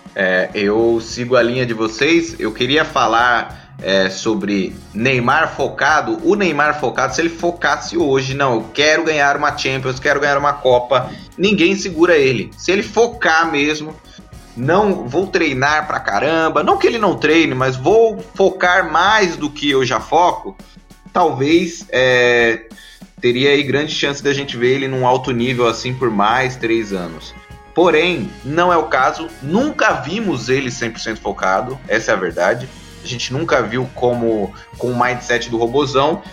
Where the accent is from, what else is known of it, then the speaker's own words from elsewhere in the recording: Brazil; a gente é brasileiro